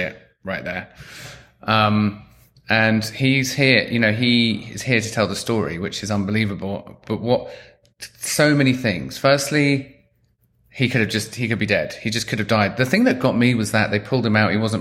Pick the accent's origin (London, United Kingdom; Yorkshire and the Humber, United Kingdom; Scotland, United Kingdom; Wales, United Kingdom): London, United Kingdom; I grew up in London